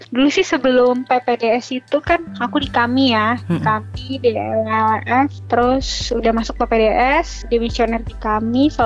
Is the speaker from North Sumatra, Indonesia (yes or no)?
no; Jakarta, Indonesia; born there; aku kan lahir di RSCM ya